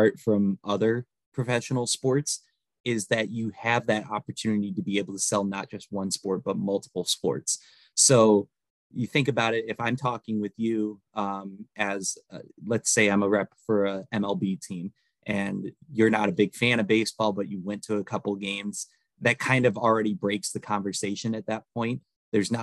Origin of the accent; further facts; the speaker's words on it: Northwest Indiana, United States; moved away as an adult; also born or lived in Kalamazoo, Michigan; now in Fort Wayne, United States; I grew up in Northwest Indiana. Originally, I'm about an hour away from Chicago, my hometown is.